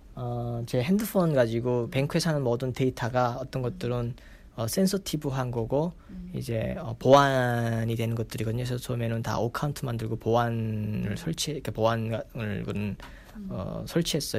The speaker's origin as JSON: {"language": "Korean", "country": "North Korea", "moved": "yes", "lives_now": "United States", "said": "나는 내가 북한에서 왔다는 소리 안 했거든요"}